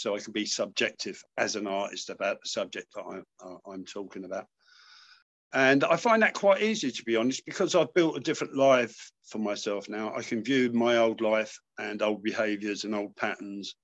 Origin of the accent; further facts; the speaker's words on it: London, United Kingdom; now in Manchester, United Kingdom; I'm a Londoner, but I live in Manchester now.